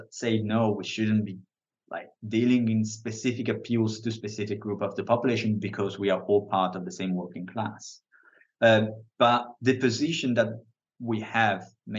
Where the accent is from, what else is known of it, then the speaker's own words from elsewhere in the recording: Italy; now in United Kingdom; I'm from Italy. I live in the UK.